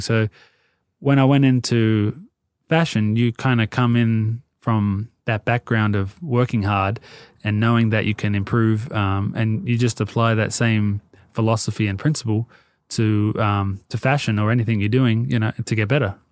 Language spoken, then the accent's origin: English; Sydney, New South Wales, Australia; moved away as an adult; now in Los Angeles, United States; I grew up in Sydney, um, well, Marrickville, and then we moved down to the Sutherland Shire